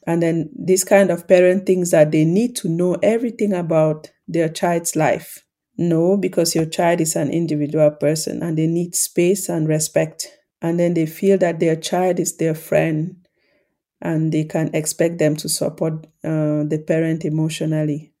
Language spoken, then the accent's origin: English; Cameroon; the context I grew up in in Cameroon